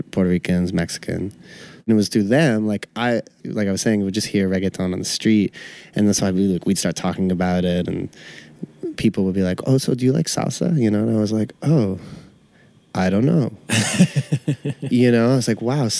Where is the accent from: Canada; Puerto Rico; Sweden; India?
Canada; now in Brooklyn, United States; I'm white, Canadian